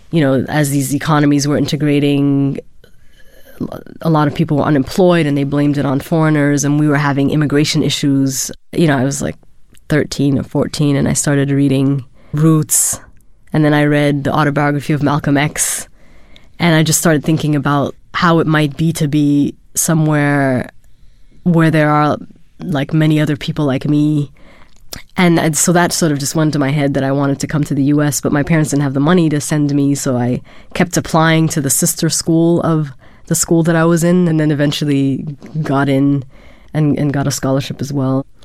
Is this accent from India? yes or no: no; Germany; I was born in Germany. My father um, was studying in Germany, and I grew up for part of my life in Germany. So I actually never lived in Sudan.